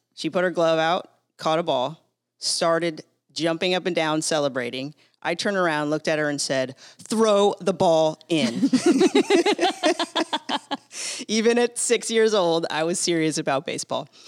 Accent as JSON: {"language": "English", "town": "San Diego", "region": "California", "country": "United States", "tie": "born or raised there", "said": "I grew up in San Diego"}